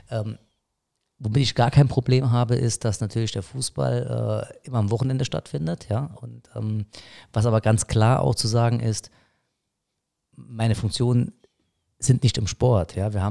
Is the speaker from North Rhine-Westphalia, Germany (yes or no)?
no; Saarbrücken, Saarland, Germany; Wir, wir sind Saarbrücker, ja, ich bin a Saarbrücker.